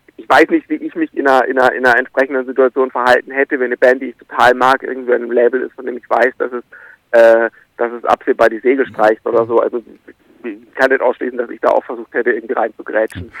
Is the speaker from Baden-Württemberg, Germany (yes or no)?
yes; Karlsruhe area, Baden-Württemberg, Germany; ich bin im, im Umland irgendwie aufgewachsen, ich bin mit acht da zum ersten Mal hin